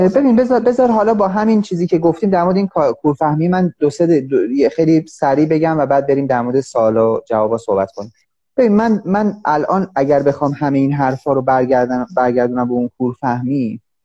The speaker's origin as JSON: {"language": "Persian", "country": "Iran", "said": "من مثلا به عنوان یه ایرانی"}